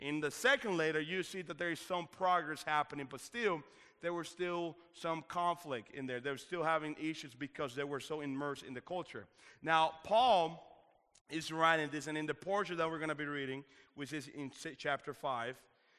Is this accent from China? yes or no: no; Dominican Republic; now in United States; If you didn't know this, I am originally from the Dominican Republic.